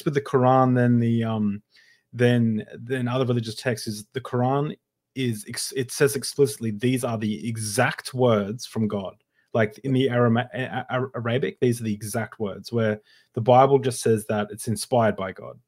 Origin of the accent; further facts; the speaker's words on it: Queensland, Australia; we're both from Queensland